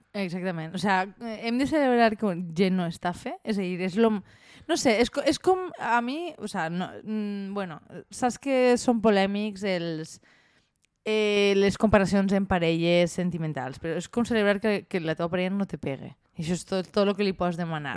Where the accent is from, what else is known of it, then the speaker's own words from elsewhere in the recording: Valencian Community, Spain; som els valencians. Som un poble unit i de festa